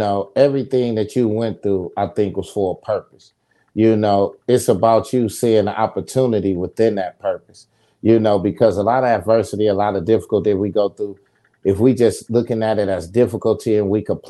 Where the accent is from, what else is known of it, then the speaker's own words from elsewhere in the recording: Saginaw, Michigan, United States; moved away as an adult; also born or lived in Atlanta, Georgia; I'm from Saginaw, Michigan. You know, I'm from the ghetto